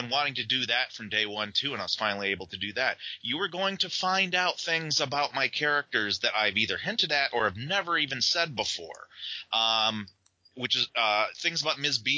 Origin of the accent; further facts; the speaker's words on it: Toronto, Ontario, Canada; That's my hometown